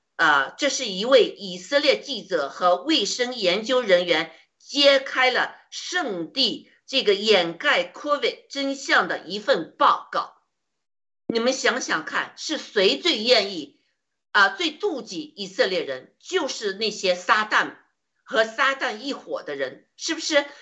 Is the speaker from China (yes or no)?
yes; China; 就像我们中国人一样，生活在中共的铁蹄之下，生活在恐惧之中